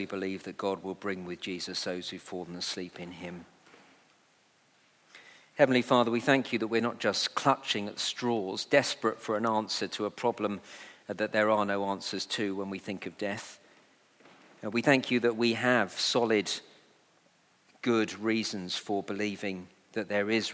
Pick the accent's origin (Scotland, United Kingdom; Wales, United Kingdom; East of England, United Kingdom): East of England, United Kingdom; Letchworth; my hometown of Letchworth